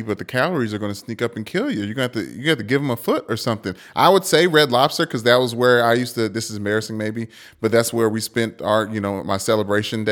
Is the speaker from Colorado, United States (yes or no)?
no; Kentucky, United States; I'm from Kentucky